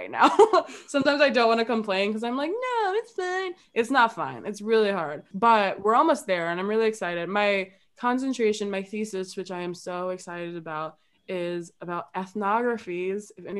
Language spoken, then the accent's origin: English; Chicago, Illinois, United States; I'm from Chicago. I'm from the South Side